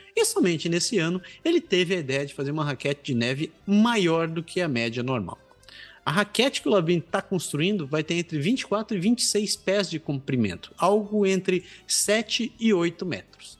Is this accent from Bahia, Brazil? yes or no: no; Belém, Pará, Brazil; moved away as an adult; now in Canada; tenho amigos da minha terra natal, conhecidos lá de Belém